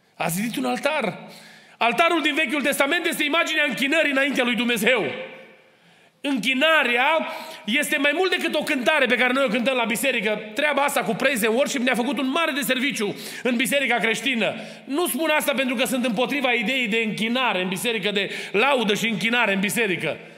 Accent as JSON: {"language": "Romanian", "country": "Romania", "tie": "born or raised there", "moved": "yes", "lives_now": "Kitchener, Canada", "said": "am crescut lângă Dunăre"}